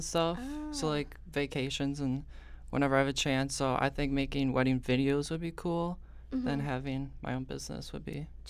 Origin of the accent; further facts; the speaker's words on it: Oconomowoc, Wisconsin, United States; I'm from Oconomowoc, Wisconsin.